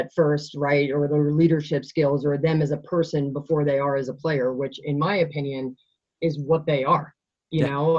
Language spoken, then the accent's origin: English; Long Island, New York, United States; now in Colorado, United States; I grew up on Long Island.